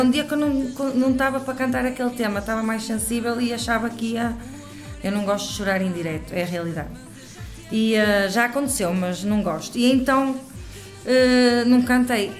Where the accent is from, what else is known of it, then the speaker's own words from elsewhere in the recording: Santo Tirso, Norte, Portugal; Sou de Santo Tirso, Lamelas, Santo Tirso